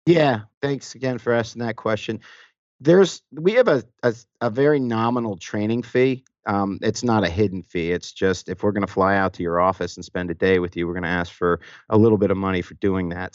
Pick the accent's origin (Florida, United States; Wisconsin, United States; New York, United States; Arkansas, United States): New York, United States; moved away as an adult; now in Atlanta, United States; I was born and raised actually in New York